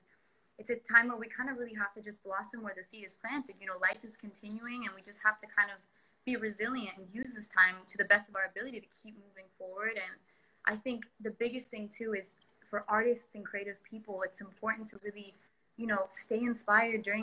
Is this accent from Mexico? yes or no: yes; Punta Mita, Nayarit, Mexico; I grew up here in Punta Mita since I was 12 years old.